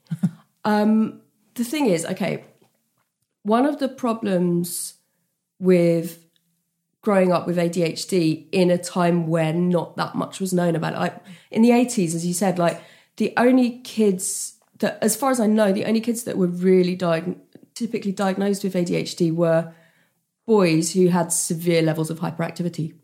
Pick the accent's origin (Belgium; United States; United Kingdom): United Kingdom; a British person. We don't really like discussing money and we're, we're not a big tipping culture